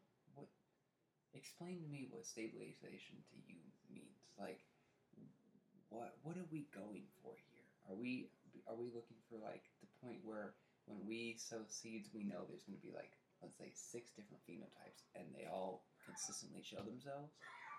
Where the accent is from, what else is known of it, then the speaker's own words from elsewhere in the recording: Canada; Take, for example, as Canadian guys, we...